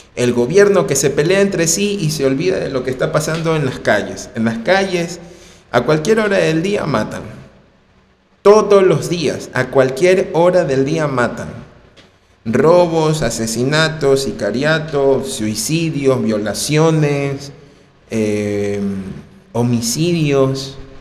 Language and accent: Spanish; Ecuador; En mi país, personalmente yo, en Ecuador